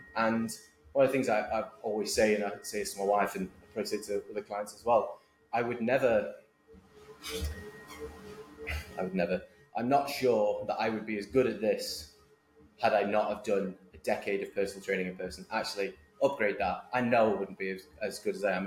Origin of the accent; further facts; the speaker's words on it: Manchester, North West England, United Kingdom; moved away as an adult; also born or lived in Boston, United States; now in United States; I am originally from Manchester, Northern England, you should probably tell. But I've lived in the US for 10 years.